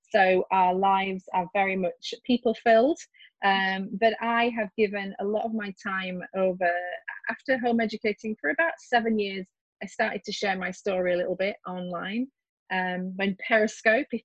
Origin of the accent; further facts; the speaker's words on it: West Midlands, United Kingdom; accent: English; And as you can hear from my accent, I am English. I live right in the middle of the UK, uh, pretty close to Stratford upon Avon.